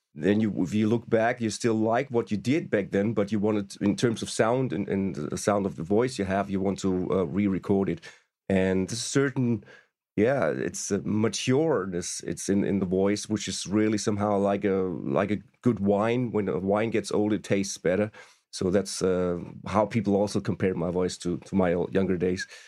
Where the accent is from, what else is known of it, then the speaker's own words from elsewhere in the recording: Stuttgart, Baden-Württemberg, Germany; We first met when they were in Stuttgart, my hometown